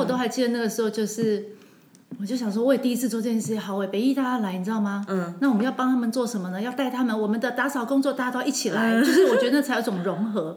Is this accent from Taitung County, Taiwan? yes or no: no; Taipei, Taiwan; moved away as an adult; also born or lived in southern Taiwan (Zuoying, Kaohsiung); now in Kaohsiung, Taiwan; 三十八年都在台北